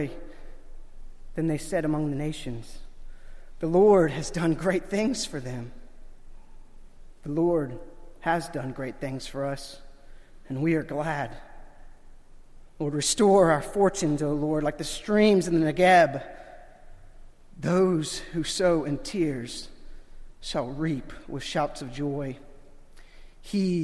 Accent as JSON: {"language": "English", "region": "Florida", "country": "United States", "tie": "born or raised there", "said": "Growing up in Florida"}